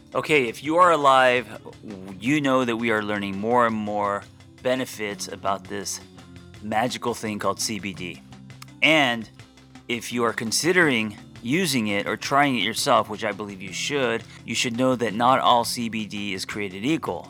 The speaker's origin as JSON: {"language": "English", "town": "Glendale", "region": "California", "country": "United States", "tie": "born or raised there", "said": "I grew up in Glendale"}